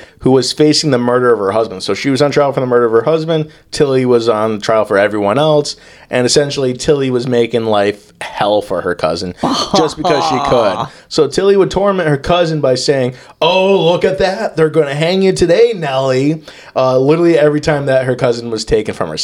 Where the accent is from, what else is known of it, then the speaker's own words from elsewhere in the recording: United States; I'm American